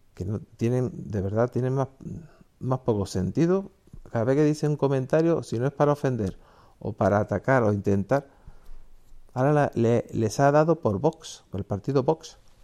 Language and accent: Spanish; Spain; mi país, España